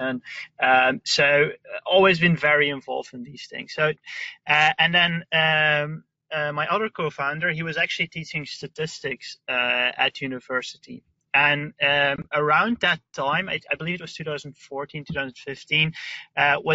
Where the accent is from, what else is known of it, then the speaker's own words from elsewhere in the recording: Belgium; I'm from Belgium